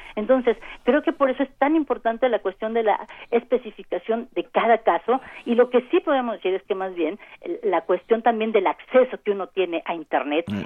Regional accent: Mexico; como sociedad mexicana diversa, compleja

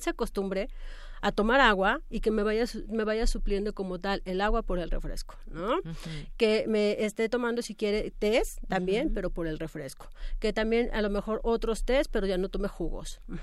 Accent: Mexico

